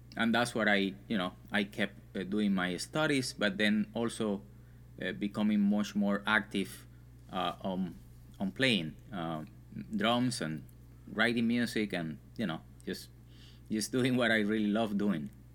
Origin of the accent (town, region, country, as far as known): Santa Clara, Villa Clara, Cuba; born or raised there; moved away